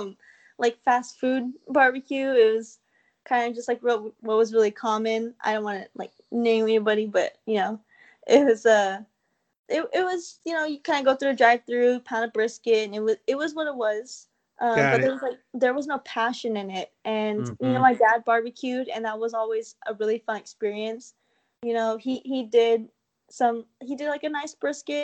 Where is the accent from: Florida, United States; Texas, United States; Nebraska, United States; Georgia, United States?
Texas, United States; Austin; I was born and raised in Austin, and especially South Austin, that area